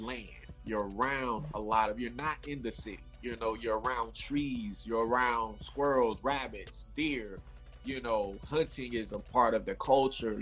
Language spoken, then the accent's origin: English; Raleigh, North Carolina, United States; moved away as an adult; now in Los Angeles, United States; I'm originally from North Raleigh, North Carolina, Raleigh Durham, North Carolina. Um, I um, I grew up out there